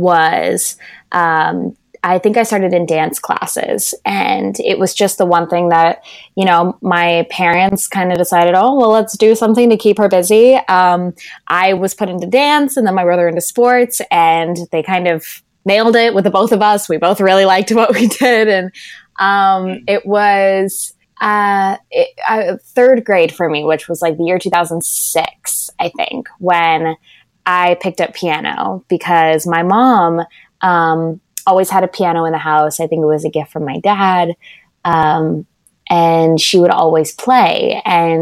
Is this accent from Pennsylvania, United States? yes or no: no; Orange County, California, United States; I'm from Orange County, which is about an hour outside